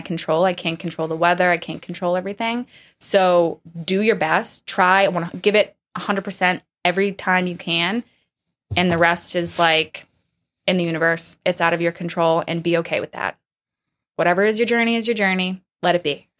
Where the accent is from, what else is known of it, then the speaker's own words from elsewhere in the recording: Medford, Massachusetts, United States; I grew up in Medford, just north of Boston